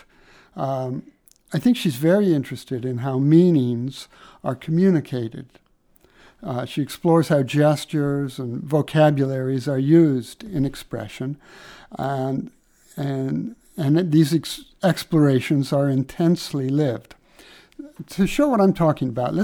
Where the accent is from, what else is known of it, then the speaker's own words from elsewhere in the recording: Midwest, United States; I grew up in the Midwest